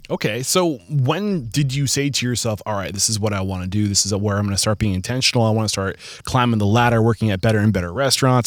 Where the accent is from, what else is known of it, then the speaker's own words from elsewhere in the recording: Southern New Hampshire, United States; I'm from Southern New Hampshire, only an hour from